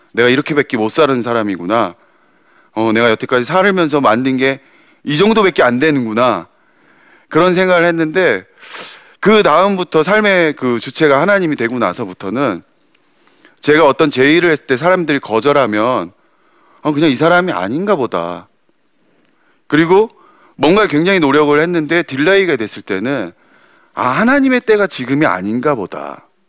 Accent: South Korea; 왜 한국 땅에서 태어났을까

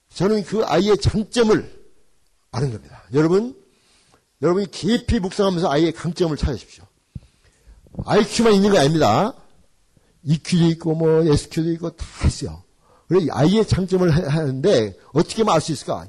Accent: Jeonju, North Jeolla, South Korea; moved away as an adult; also born or lived in Gwangju; now in United States; 우리 집 전주인데

